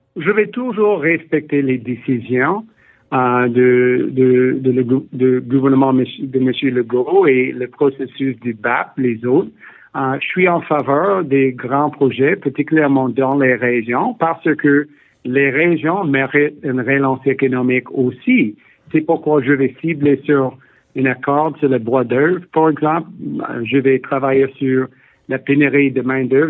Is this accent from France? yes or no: no; Ontario, Canada; also born or lived in Quebec; je suis né au Québec, grandi en Ontario